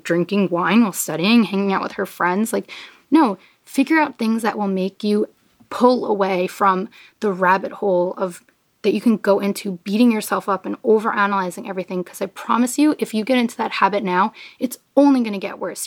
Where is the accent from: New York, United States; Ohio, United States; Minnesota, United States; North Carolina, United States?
New York, United States; I'm from New York